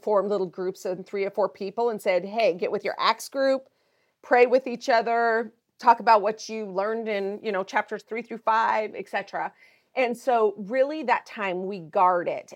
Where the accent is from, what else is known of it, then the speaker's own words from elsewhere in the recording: Montana, United States; I am originally from Montana, that's where I grew up